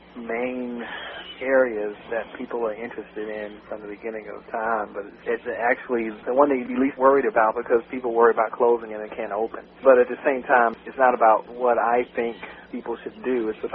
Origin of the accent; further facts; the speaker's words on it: Birmingham, Alabama, United States; also born or lived in Mobile, Alabama; I'm from Alabama originally.